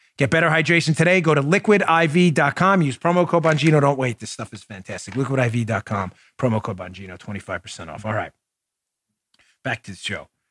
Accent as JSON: {"language": "English", "region": "Florida", "country": "United States", "said": "my home state of Florida"}